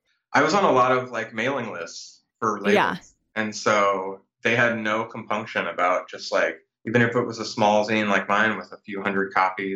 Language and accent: English; coastal Oregon, United States; now in Portland, United States; my hometown, my coastal hometown that I grew up in as a kid.